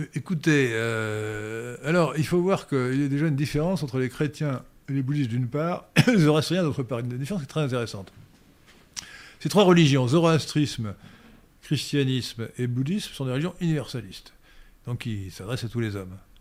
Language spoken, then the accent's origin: French; Brittany, France; je suis breton.